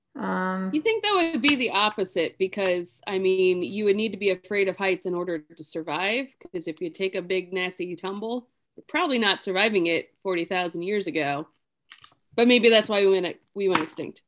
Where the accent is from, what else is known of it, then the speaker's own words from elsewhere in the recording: New York, United States; that's where I grew up was in New York